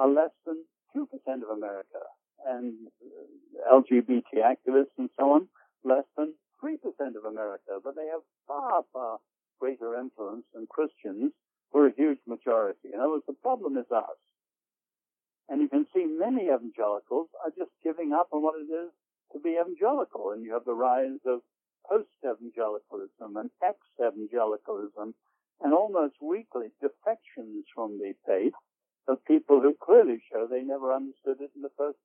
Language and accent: English; England, United Kingdom; growing up in England, I was at London University